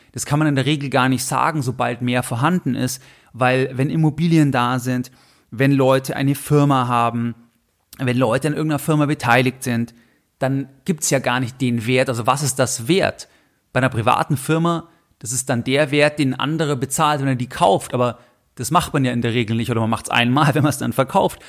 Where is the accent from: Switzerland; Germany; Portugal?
Germany; bei uns in Deutschland